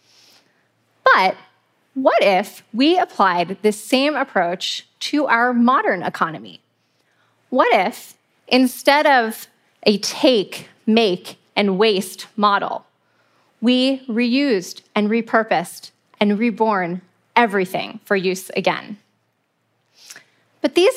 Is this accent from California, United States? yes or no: yes; Muir Beach, California, United States; I grew up in Muir Beach, California, and I spent hours as a kid exploring the beautiful trails